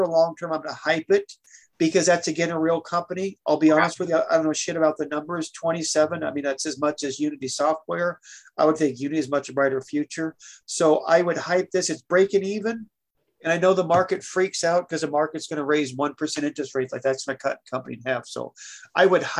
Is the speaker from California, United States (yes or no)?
no; Oregon, United States; I'm from Oregon